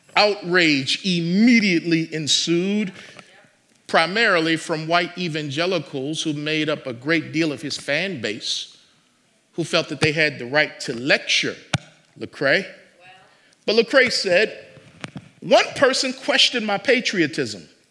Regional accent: United States; I love being an American, but I am not always proud of being an American

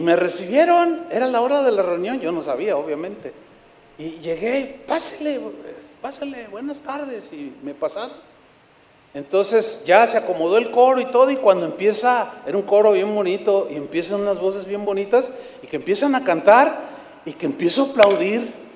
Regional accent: San Luis Potosí, Mexico; moved away; fui a San Luis Potosí, mi tierra

